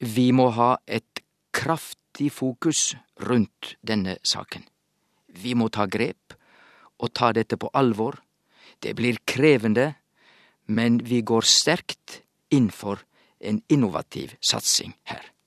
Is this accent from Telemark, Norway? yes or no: no; Sogn, Vestland, Norway; accent: Sogn dialect; i mitt sognamål så heter det badnabodden